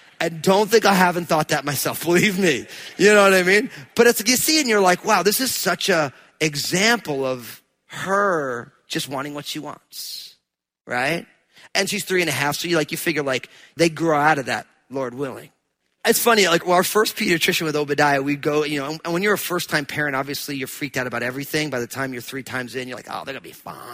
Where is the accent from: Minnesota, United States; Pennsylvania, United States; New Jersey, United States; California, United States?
New Jersey, United States; I'm from New Jersey